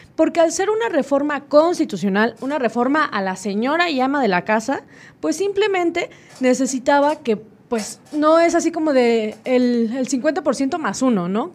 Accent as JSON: {"language": "Spanish", "country": "Mexico", "said": "nosotros como mexicanos"}